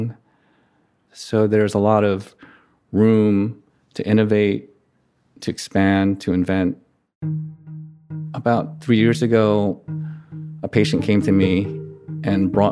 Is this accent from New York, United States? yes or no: yes; New York City, New York, United States; I grew up in Queens, went to public school